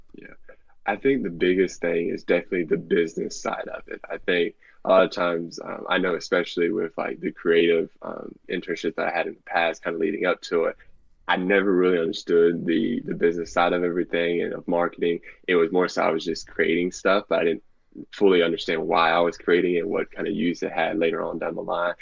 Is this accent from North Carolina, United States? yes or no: yes; Bailey, North Carolina, United States; I'm from Bailey, North Carolina